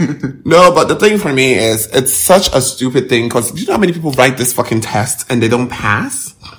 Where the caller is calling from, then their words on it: Ghana